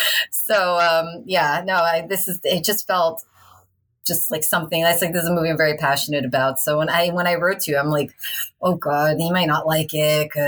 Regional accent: New York City, New York, United States; accent: Long Island; moved away as an adult; also born or lived in Long Island / Paris, France; now in France; I'm born and raised in New York City in Chelsea, but my mom's from Long Island. So that's why I have the Long Island accent. My grandma's from Long Island. Near Mineola.

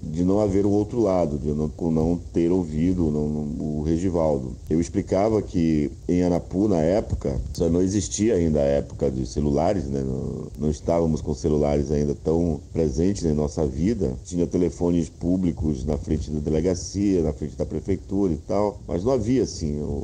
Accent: Belém, Pará, Brazil; also born or lived in Rondônia; Depois mudei para Belém, que eu sou de Belém

